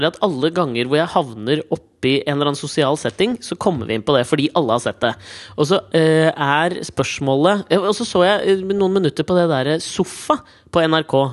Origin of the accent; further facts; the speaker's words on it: Norway; Men jeg tenker ikke det er fordi at det er, de er norske, og jeg er norsk